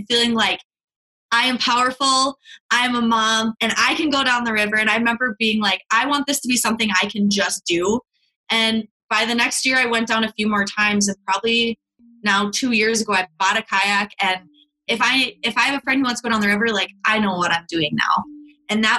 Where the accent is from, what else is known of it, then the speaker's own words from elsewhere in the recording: Mankato, Minnesota, United States; I am from Mankato, currently living in Mankato